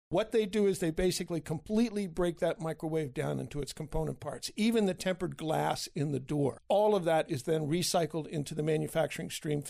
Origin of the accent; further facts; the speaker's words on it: Baltimore, Maryland, United States; moved away as an adult; also born or lived in Philadelphia, Pennsylvania / Milford, Massachusetts; now in Houlton, United States; I was born and brought up in Baltimore, Maryland. Went to school in Philadelphia and came up to Maine about 20 years ago and semi-retired, and now I'm fully retired.